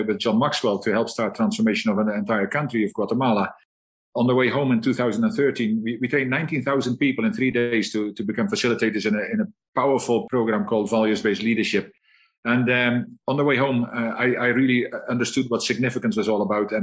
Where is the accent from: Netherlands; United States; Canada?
Netherlands; also born or lived in Scotland; now in South Africa; I'm a Dutchman